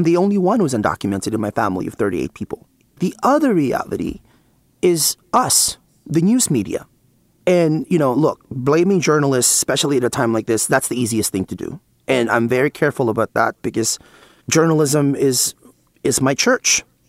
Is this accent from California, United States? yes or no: yes; California, United States; Like, I come from the San Francisco Bay Area, and we were actually the first region in the country in which that was the reality.